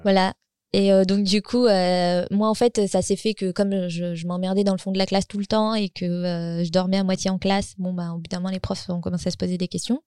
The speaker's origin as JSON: {"language": "French", "country": "France", "tie": "born or raised there", "moved": "as an adult", "lives_now": "Gothenburg, Sweden", "said": "j'habite en Suède, mais je suis française. J'ai grandi en banlieue"}